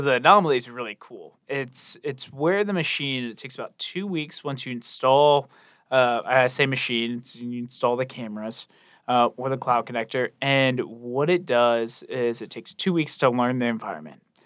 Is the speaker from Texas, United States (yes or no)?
no; Charleston, South Carolina, United States; born and raised in Charleston, went to, uh, the Citadel down there in Charleston